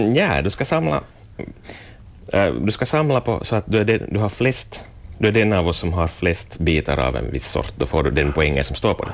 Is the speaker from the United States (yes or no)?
no; Vaasa, Ostrobothnia, Finland; jag är 37 år Vasabo